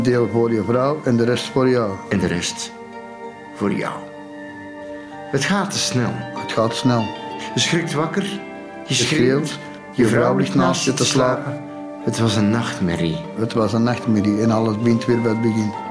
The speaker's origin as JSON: {"language": "Dutch", "region": "Antwerp", "country": "Belgium", "tie": "born or raised there", "said": "Ik ben geboren getogen in Antwerpen"}